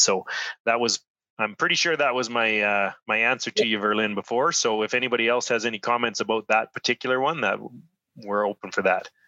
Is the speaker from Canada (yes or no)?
yes; Saskatchewan, Canada; now in Edmonton, Canada; I'm originally from Saskatchewan